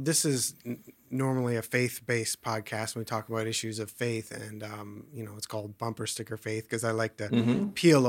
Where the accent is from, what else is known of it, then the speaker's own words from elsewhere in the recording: United States; I grew up in the American system, obviously. Well, not obviously, but from in public school and up to university